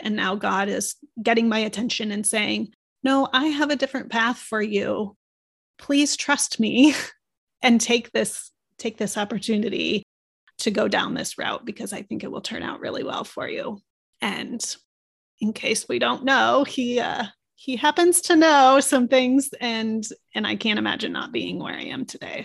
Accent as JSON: {"language": "English", "town": "Omaha", "region": "Nebraska", "country": "United States", "tie": "born or raised there", "said": "I was a city girl in, growing up in Omaha, Nebraska"}